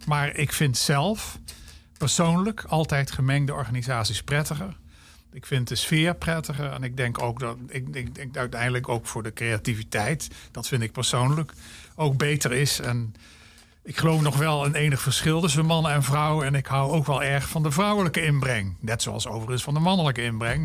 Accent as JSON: {"language": "Dutch", "town": "Maastricht", "region": "Limburg", "country": "Netherlands", "also_born_or_lived": "Groningen", "moved": "as an adult", "said": "Ik kom ook uit Maastricht"}